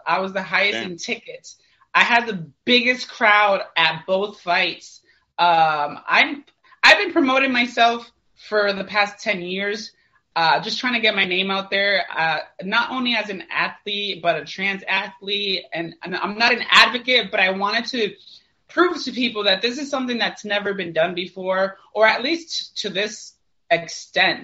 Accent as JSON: {"language": "English", "town": "St. Petersburg", "region": "Florida", "country": "United States", "said": "I'm from St. Petersburg, Florida"}